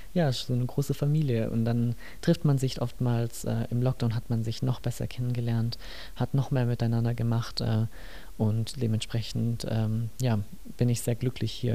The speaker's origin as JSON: {"language": "German", "town": "Nuremberg", "region": "Bavaria", "country": "Germany", "moved": "yes", "lives_now": "Mittenwald, Germany", "said": "ursprünglich komme ich aus Nürnberg"}